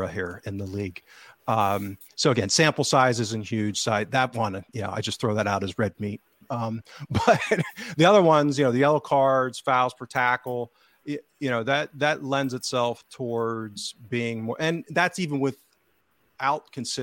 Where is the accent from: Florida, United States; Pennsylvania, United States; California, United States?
Pennsylvania, United States; central; accent: central PA; That's my central PA accent. Redneck accent.